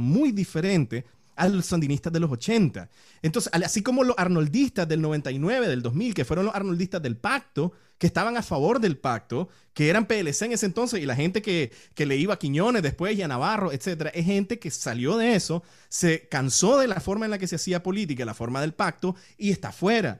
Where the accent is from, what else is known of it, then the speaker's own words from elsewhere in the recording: Nicaragua; moved away; como nicaragüenses